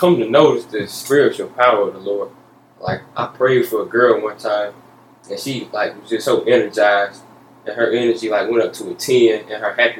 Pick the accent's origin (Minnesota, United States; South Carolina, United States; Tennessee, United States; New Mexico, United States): South Carolina, United States; I was born in South Carolina. I'm 14 years old. I live in Promised Land, and I go to Westview Middle School, and I run track for Emerald High.